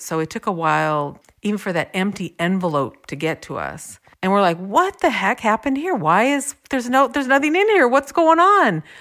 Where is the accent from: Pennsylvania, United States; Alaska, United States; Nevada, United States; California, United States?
California, United States; we are from California.